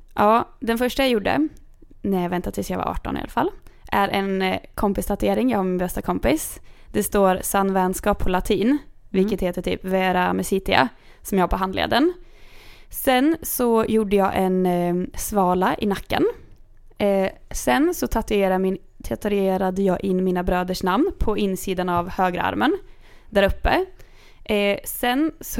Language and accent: Swedish; Kungsör, Västmanland, Sweden; jag kommer från Kungsör